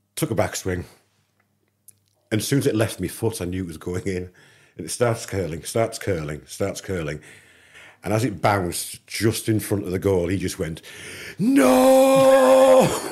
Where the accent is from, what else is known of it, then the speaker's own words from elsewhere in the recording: England, United Kingdom; I'm an English kid